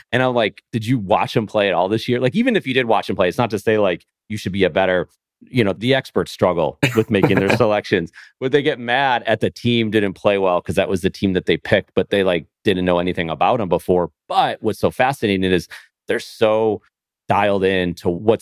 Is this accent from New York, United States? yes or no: yes; Buffalo, New York, United States; moved away; I grew up in Buffalo